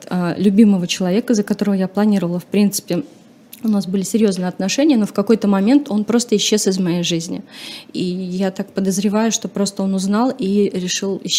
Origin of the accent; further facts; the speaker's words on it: Chuvashia, Russia; И эта девочка из деревни, ну, получается, на тот момент я из села, из Чувашии, недалеко, то есть это э, сельская местность.